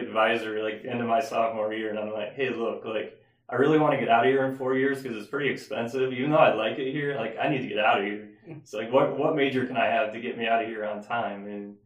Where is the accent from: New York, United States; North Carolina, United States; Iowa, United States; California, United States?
Iowa, United States; Estherville; moved away as an adult; now in Des Moines, United States; I grew up in a town called Esterville up next to Lake Okoboji